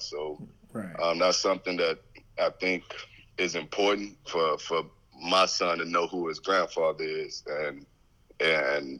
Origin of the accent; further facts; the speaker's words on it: East Texas, United States; also born or lived in San Antonio, Texas; having to live with my granny. We moved to East Texas. I was born in San Antonio, Texas